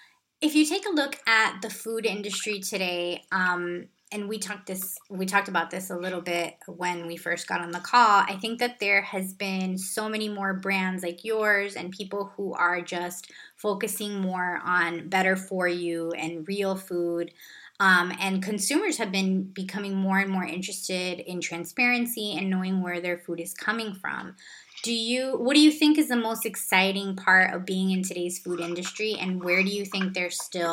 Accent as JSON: {"language": "English", "town": "Los Angeles", "region": "California", "country": "United States", "tie": "born or raised there", "said": "My parents are actually from Cuba, and I was born in Southern California, which I know is where you grew up. Oh, nice. What part? Yeah, in LA, in the Mission Hills area."}